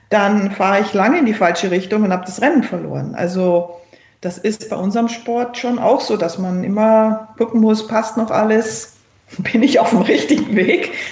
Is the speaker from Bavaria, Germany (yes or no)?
yes; Berchtesgaden, Bavaria, Germany; also born or lived in Cologne; Dass es meine Geburtsstadt ist und dass auch mein Vater daherkommt, Aber aufgewachsen bin ich in Berchtesgaden und deswegen fühle ich mich eigentlich eher ähm, zu Hause in Berchtesgaden.